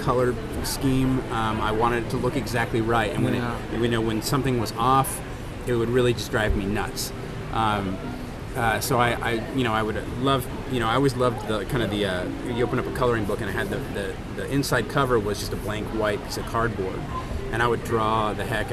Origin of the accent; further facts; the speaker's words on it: Orange County, California, United States; I grew up here in Orange County